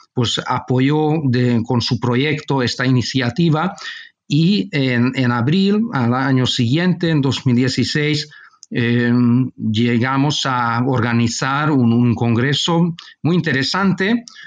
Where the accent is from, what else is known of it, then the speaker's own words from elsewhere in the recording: Budapest, Hungary; also born or lived in Barcelona, Spain; cuando era niño mis padres marcharon a vivir a Hungría y toda mi formación tuvo lugar en, en Hungría, en Budapest.